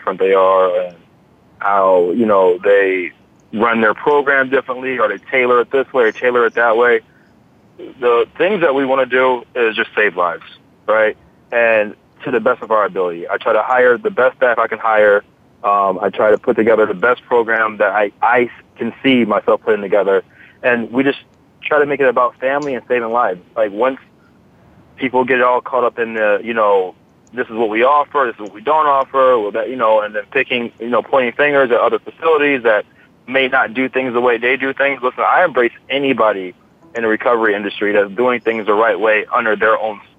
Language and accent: English; Massillon, Ohio, United States; now in South Florida, United States; I'm from Ohio, and I do live in South Florida. But I was born and raised in Massillon, Ohio.